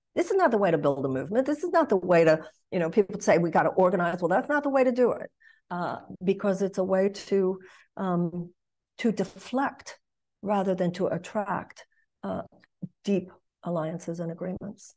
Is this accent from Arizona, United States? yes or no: no; Texas, United States; moved away as an adult; also born or lived in Los Angeles / New York / Michigan; I come from Texas.